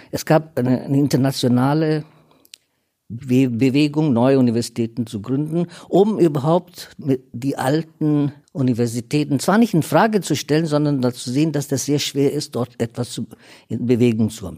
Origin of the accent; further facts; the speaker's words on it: India; now in Germany; Ich bin teilweise Inder